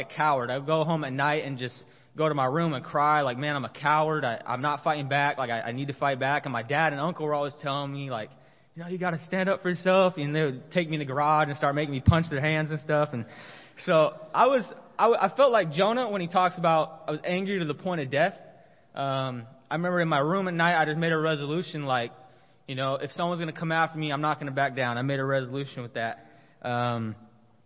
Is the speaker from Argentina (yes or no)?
no; San Diego, California, United States; moved away as an adult; also born or lived in Colorado; now in Corpus Christi, United States; I'm originally from San Diego. I grew up a Kingdom kid